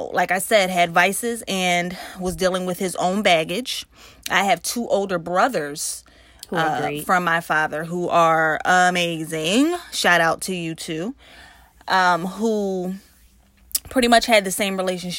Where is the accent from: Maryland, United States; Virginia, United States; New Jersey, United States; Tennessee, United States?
New Jersey, United States; We're from Jersey.